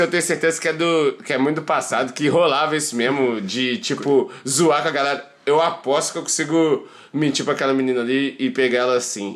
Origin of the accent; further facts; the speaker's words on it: Belo Horizonte, Minas Gerais, Brazil; now in Balneário Camboriú, Brazil; eu sou de BH